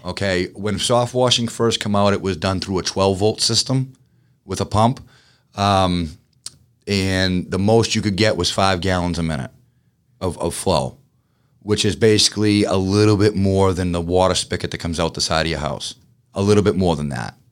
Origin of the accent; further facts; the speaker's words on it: Boston, Massachusetts, United States; moved away as an adult; now in Georgia, United States; I'm a Bostonian, I'm fast-paced